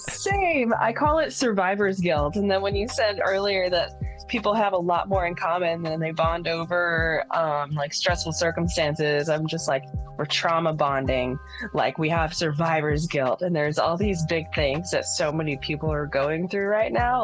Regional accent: Texas, United States; also born or lived in San Francisco, California; now in Washington, United States; I'm from Texas

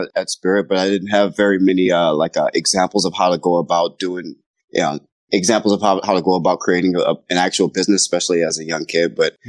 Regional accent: New Orleans, Louisiana, United States; moved away as an adult; now in Seattle, United States; I was born and raised in New Orleans, Louisiana, and until I was about 18 years old, and I moved up here to Seattle, Washington to go to school, and I've kind of just planted my roots here.

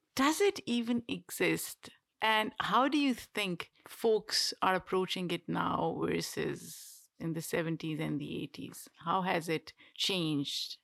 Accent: Pakistan; moved away as an adult; now in United States; we grew up in a relatively privileged household in Pakistan

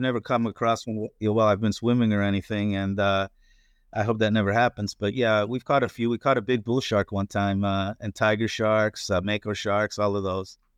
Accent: northeastern Pennsylvania, United States; also born or lived in Florida; now in Destin, United States; I grew up in Pennsylvania, uh, in northeastern Pennsylvania, uh, near the Poconos, Pocono Mountains

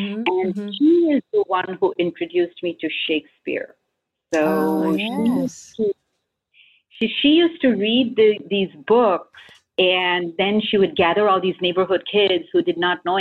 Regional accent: India; moved away; as an Indian

